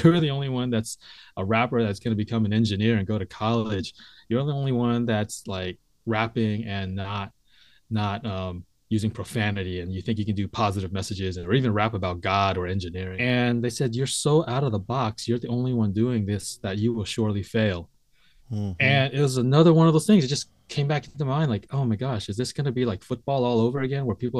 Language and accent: English; San Francisco, California, United States; first language English; Yeah, I grew up in San Francisco, was born there.